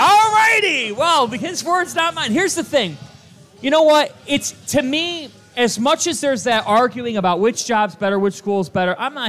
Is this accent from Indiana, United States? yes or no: no; Houston, Texas, United States; We are at 2019 Walker Street in Houston, Texas, zip code 77003. We're from Houston.